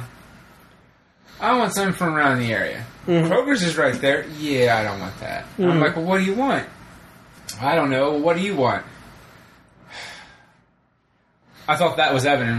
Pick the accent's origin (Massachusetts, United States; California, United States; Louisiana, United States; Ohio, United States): Ohio, United States; we're from Ohio